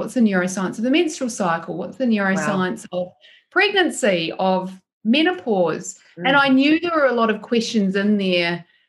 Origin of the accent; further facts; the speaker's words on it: New Zealand; baby brain isn't really a thing where I'm from, because I grew up in New Zealand.